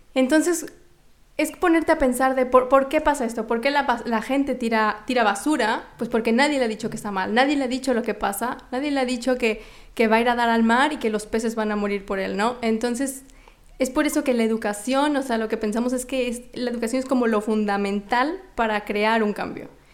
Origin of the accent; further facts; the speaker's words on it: Mexico; moved away; soy mexicana